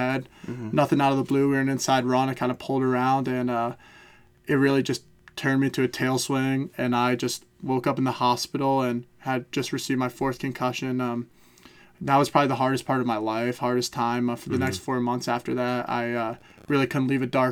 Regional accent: Glen Rock, New Jersey, United States; moved away as an adult; also born or lived in Chapel Hill, North Carolina; growing up in Glen Rock with two fine parents

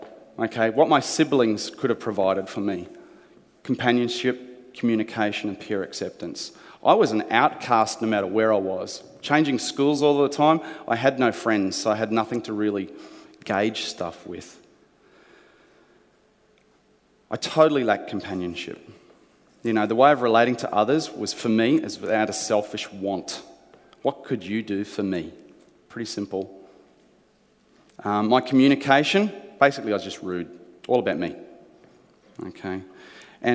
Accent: New Zealand; born there; To give you an explanation, I was born in New Zealand. That's right, the good country over there that does union really well.

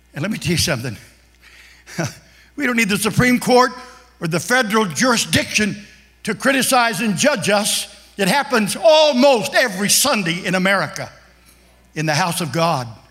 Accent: Kansas, United States; moved away as an adult; also born or lived in Philadelphia; I'm from Kansas, and I grew up in a, in a neighborhood that was just a one race neighborhood.

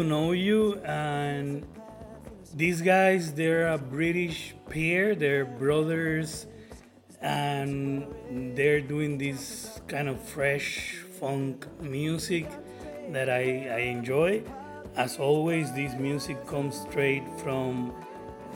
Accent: Puerto Rico; accent: Puerto Rican; my Puerto Rican accent

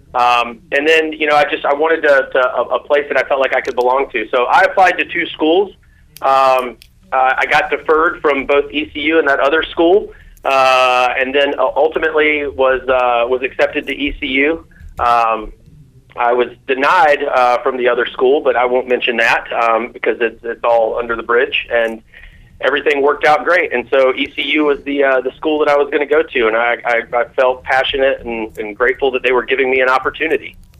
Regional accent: Greensboro, North Carolina, United States; I'm from uh, Greensboro, North Carolina, uh, and born and raised.

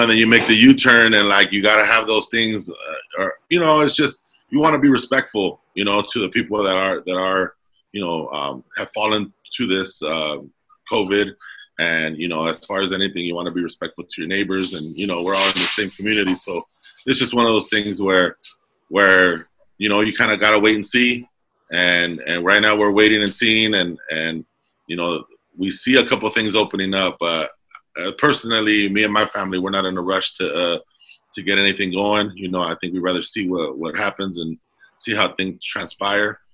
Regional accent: Commerce, California, United States; born or raised there

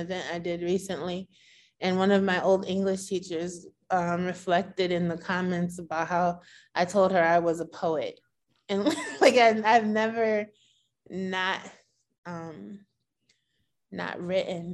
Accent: Bridgeport, Connecticut, United States; also born or lived in California / Norwalk / Boston; I was born in Bridgeport. We lived in California for like 4 or 5 years. And we moved back to be closer to the larger part of my family.

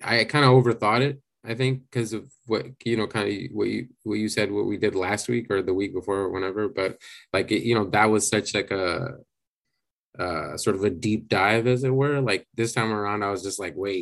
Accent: India; growing up in India with Hinduism

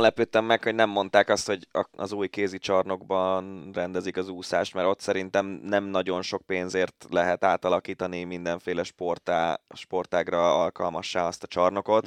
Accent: Budapest, Hungary; én angyalföldi gyerek vagyok

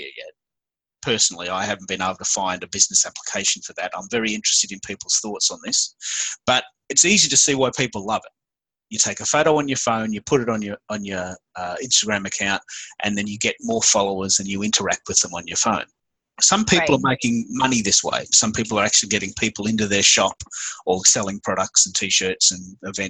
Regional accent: Australia; accent: Aussie; I'm the Aussie Twitter guy. I speak with an Aussie accent

